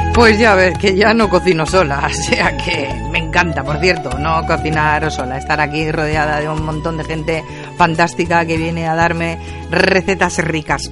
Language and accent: Spanish; Porcuna, Andalusia, Spain; de Porcuna